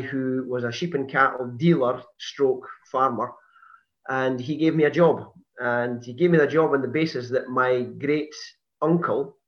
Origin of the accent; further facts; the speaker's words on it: Perth, Scotland, United Kingdom; I was born in Lethem in Perth. I was actually born in Perth Royal Infirmary. And I was brought up in a housing estate in Perth